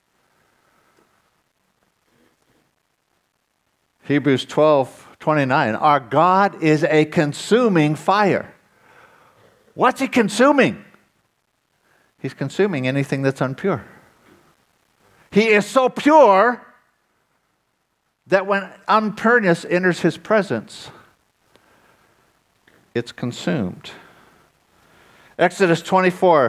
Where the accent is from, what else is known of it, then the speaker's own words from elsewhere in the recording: United States; moved away; when I grew up in the States